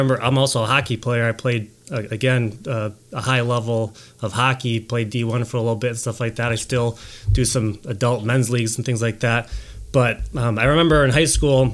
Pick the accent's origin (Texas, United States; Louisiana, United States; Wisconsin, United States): Wisconsin, United States; Milwaukee Lake; I grew up on Milwaukee Lake, and I was sailing pretty competitively all over Midwest